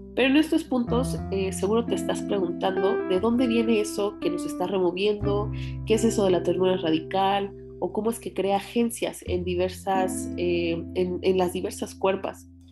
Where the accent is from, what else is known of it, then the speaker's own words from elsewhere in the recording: Mexico; por la realidad que vivimos como mexicanas